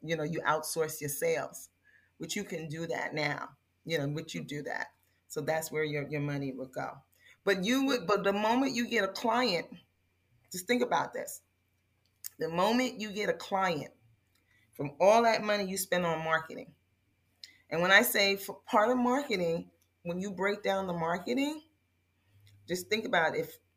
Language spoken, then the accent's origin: English; New York, United States; also born or lived in California; I'm a New Yorker. I live in New York